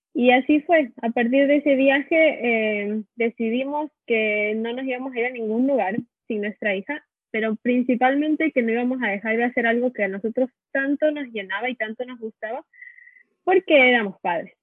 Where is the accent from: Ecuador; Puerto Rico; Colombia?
Ecuador; moved away as an adult; now in California, United States; Somos de Ecuador y vivimos muchos años en California.